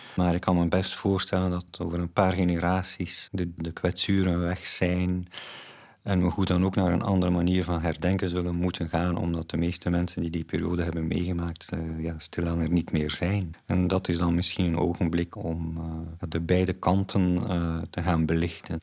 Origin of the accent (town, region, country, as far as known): Flanders, Belgium